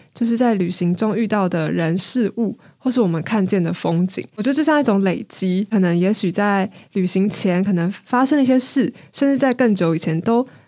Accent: Taiwan; 我是台湾人

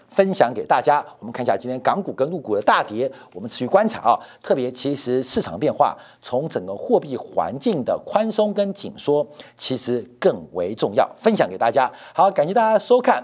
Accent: Taiwan; 我们台湾人

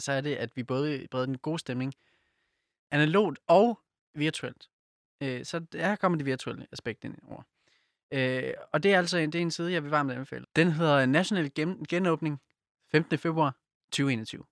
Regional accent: Silkeborg, Central Denmark Region, Denmark; now in Copenhagen, Denmark; jeg er fra Silkeborg. Øh, så vi er begge to jyder

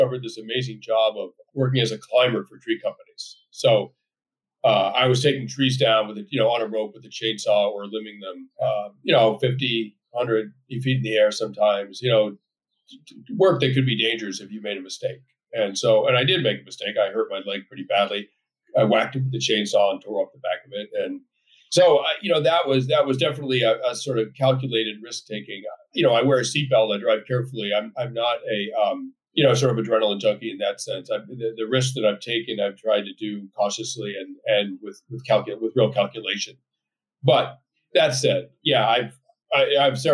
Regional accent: Belmont, Massachusetts, United States; moved away as an adult; I grew up in a very safe, affluent, upper middle class community suburb outside of Boston called Belmont

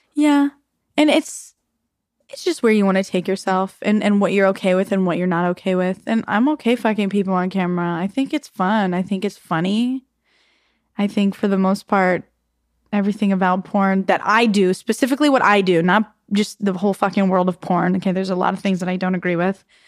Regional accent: Arizona, United States; I grew up in Arizona

